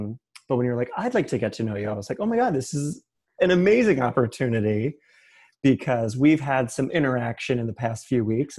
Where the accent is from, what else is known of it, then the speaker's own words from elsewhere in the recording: Middletown, New Jersey, United States; Middletown, New Jersey.